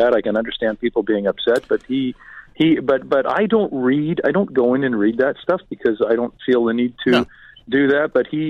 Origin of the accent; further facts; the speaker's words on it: Alberta, Canada; now in Toronto, Canada; I'm from Alberta.